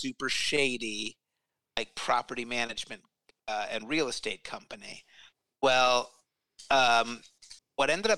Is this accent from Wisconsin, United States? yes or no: no; Tucson, Arizona, United States; moved away; my hometown of Tucson